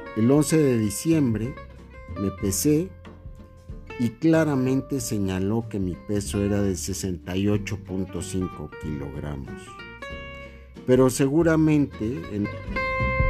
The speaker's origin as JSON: {"language": "Spanish", "country": "Mexico"}